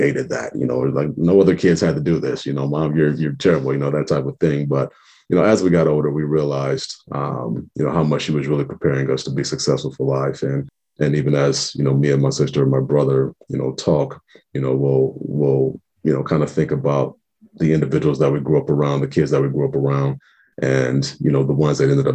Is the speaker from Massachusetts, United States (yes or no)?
no; Omaha, Nebraska, United States; I'm born and raised in Omaha. Lived in the Benson area pretty much my whole life